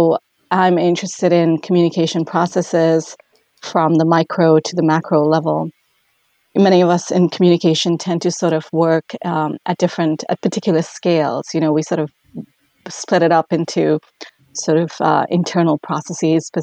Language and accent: English; India; moved away as an adult; now in Duluth, United States; I'm originally from India